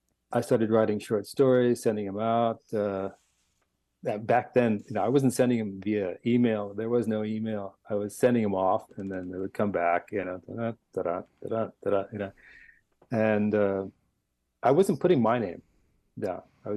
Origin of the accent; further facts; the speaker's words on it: Los Angeles, California, United States; And I come from Los Angeles.